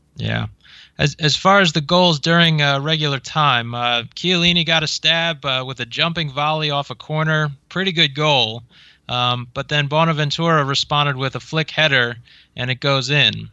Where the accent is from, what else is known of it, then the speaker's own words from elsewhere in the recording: United States; I'm an American